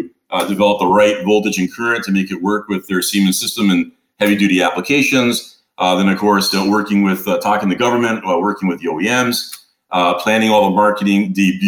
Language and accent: English; Toronto, Ontario, Canada; moved away as an adult; also born or lived in San Diego; Originally, I come from the Great White North, from Toronto, Canada